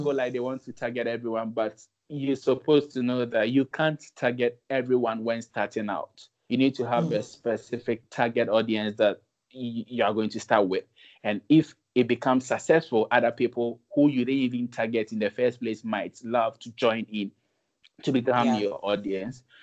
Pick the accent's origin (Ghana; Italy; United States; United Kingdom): Ghana; Ashanti; I happen to come from the Ashanti region